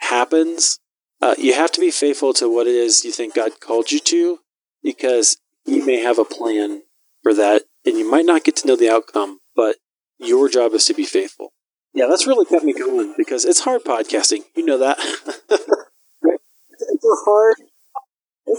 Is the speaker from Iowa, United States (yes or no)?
yes; Iowa, United States; I'm from Iowa